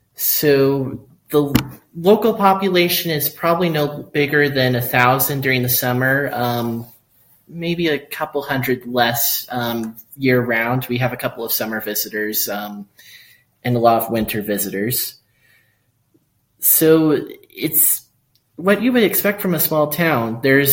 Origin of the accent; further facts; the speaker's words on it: Cloudcroft, New Mexico, United States; I grew up here in Cloudcroft.